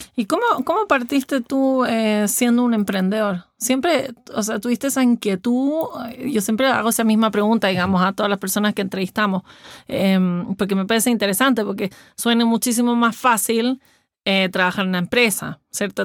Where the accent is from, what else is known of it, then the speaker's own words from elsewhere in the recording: Chile; los chilenos somos diferentes